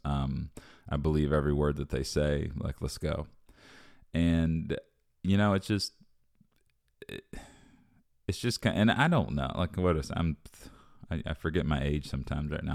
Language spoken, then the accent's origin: English; United States; as an American